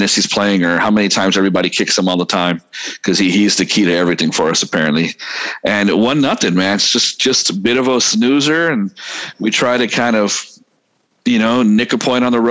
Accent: Texas, United States; me being growing up in Texas

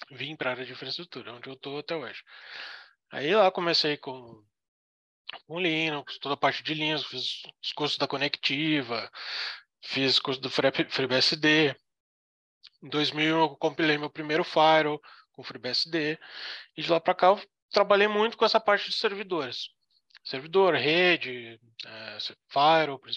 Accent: Canoas, Rio Grande do Sul, Brazil; now in Florianópolis, Brazil; eu vim morar em Floripa, que eu era, sou do Rio Grande do Sul, né, de Canoas.

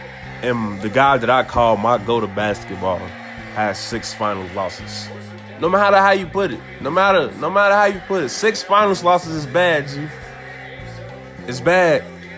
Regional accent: Chicago, Illinois, United States; growing up in Chicago

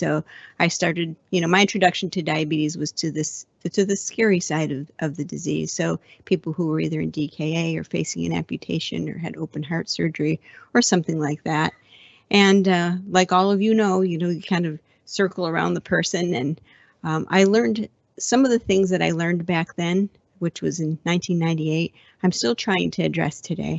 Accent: Buffalo, New York, United States; now in San Diego, United States; I'm originally from Buffalo, but I have been in San Diego for so long

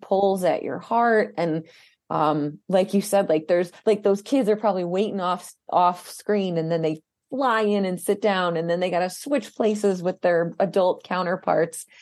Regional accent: Albany, New York, United States; the whole thing was filmed i, in my hometown

